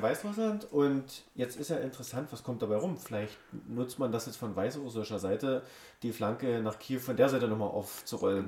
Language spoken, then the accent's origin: German; Germany; Wir kommen ja auch aus Deutschland, deswegen sind wir Deutsche.